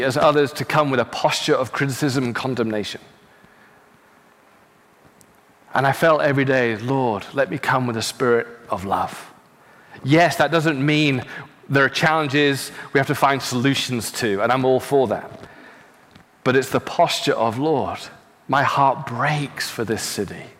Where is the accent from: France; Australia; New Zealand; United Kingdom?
United Kingdom; now in Los Angeles, United States; I'm from the UK, I'm now an American citizen.